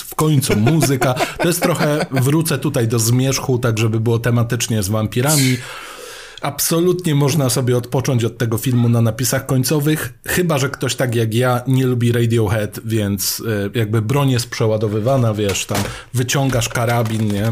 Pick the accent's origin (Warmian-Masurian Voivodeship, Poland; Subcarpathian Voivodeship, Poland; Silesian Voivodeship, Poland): Subcarpathian Voivodeship, Poland; Mielec; kiedy ja byłem młodszy i szedłem do biblioteki u siebie w Mielcu